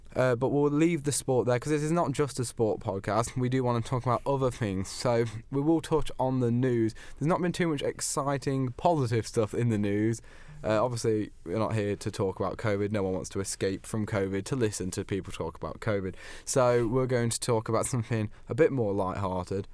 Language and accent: English; United Kingdom; as a Brit